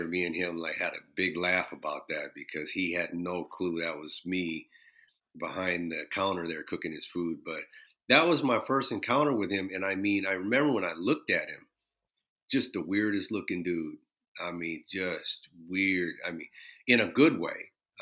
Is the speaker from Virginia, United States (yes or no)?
no; Minneapolis, Minnesota, United States; growing up in Minneapolis, it was very, very segregated